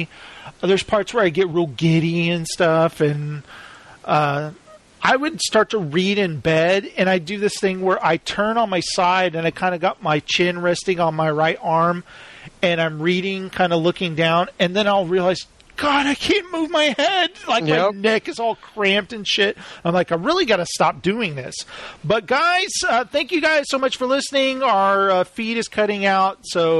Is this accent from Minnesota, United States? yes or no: no; Texas, United States; growing up in Texas